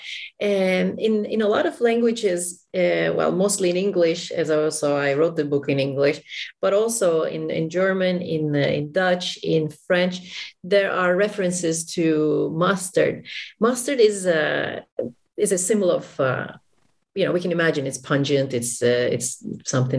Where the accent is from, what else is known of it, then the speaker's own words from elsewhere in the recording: Istanbul, Turkey; I'm from Istanbul, Turkey